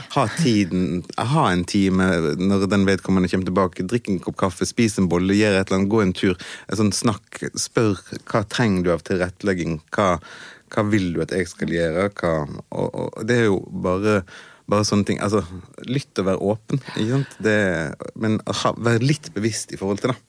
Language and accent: Norwegian; Western Norway, Norway; er jo fra, fra Vestlandet